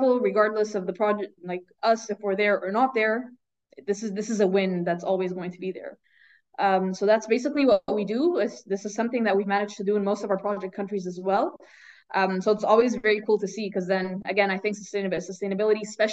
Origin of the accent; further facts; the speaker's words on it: Egypt; moved away as an adult; now in Eschborn, Germany; I grew up in Egypt